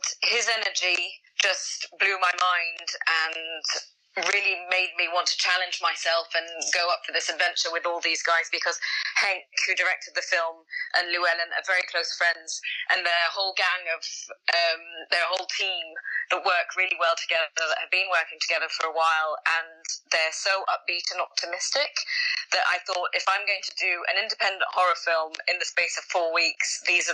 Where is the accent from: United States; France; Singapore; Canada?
France; I was born in France. My parents are English. I lived in France most of my life